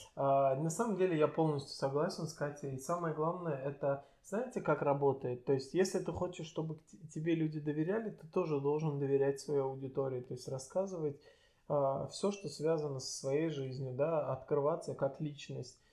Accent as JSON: {"language": "Russian", "country": "Azerbaijan", "said": "я азербайджанец для многих, э, а точнее Талыш"}